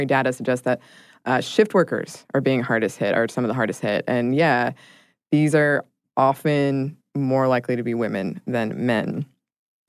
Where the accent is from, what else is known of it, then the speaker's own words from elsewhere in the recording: United States; we're from the United States